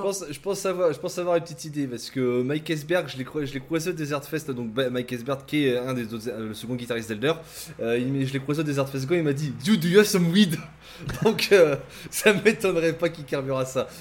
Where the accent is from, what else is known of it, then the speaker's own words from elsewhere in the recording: Lille, Hauts-de-France, France; je suis lillois